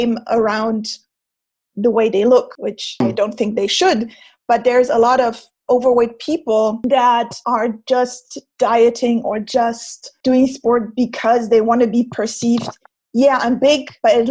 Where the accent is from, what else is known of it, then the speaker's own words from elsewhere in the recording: Germany; first language German; English is a second language; moved away as an adult; also born or lived in France; now in Switzerland; I was born and raised in Germany as well. So I have perfect, clear German.